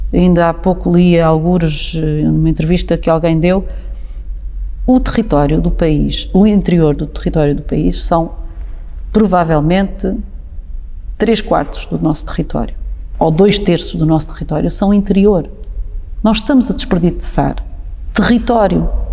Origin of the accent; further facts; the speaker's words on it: Sertã, Centro, Portugal; nasci e cresci na Sertã